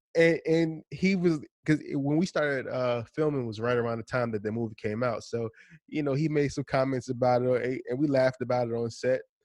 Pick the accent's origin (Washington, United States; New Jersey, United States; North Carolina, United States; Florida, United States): New Jersey, United States; also born or lived in Philadelphia; I'm from New Jersey